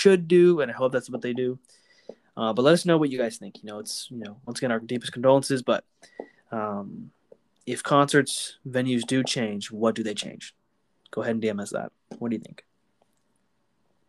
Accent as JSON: {"language": "English", "town": "Houston", "region": "Texas", "country": "United States", "said": "we're from Houston"}